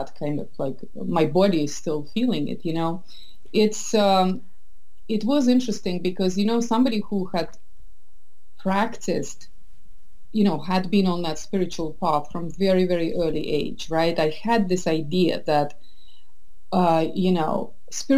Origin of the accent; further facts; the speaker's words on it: Estonia; moved away as an adult; also born or lived in St. Petersburg, Russia / London, United Kingdom / south of France / Boston, United States; now in San Francisco Bay Area, United States; I was born in St. Petersburg. I grew up in Estonia, which is very similar, but yet so different culturally.